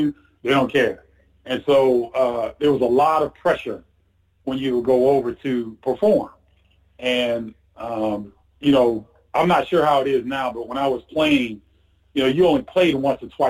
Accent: United States; as an American

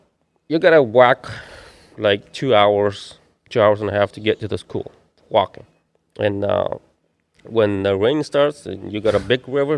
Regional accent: Guatemala; In Guatemala.

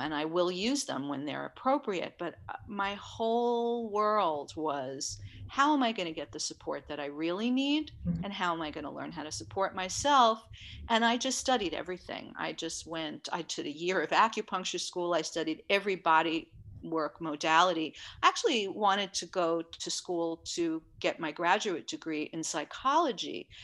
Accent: New York City, New York, United States; I grew up in Manhattan in New York City

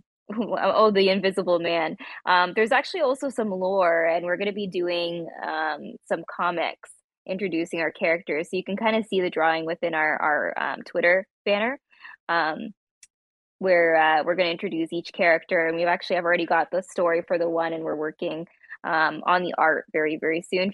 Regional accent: Toronto, Ontario, Canada; we're all like from the Toronto area in Canada

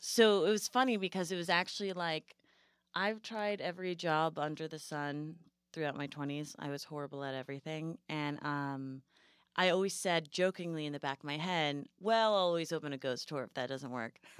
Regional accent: New England, United States; moved away; I grew up in New England, so I'm, like, a hardcore Yankee

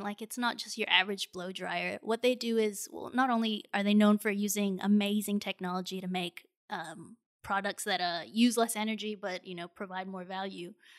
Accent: Singapore; born or raised there

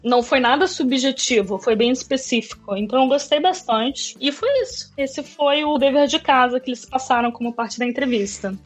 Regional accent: Niterói, Rio de Janeiro, Brazil; moved away as an adult; also born or lived in Berlin; now in London, United Kingdom; Eu sou de Niterói, no Rio de Janeiro.

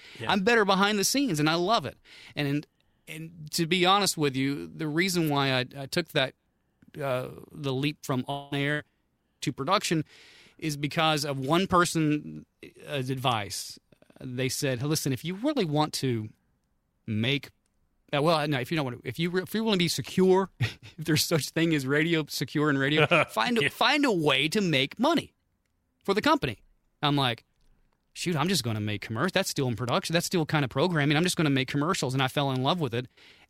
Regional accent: Muskogee, Oklahoma, United States; And he was at a station where I grew up in Muskogee, Oklahoma, KMUS.

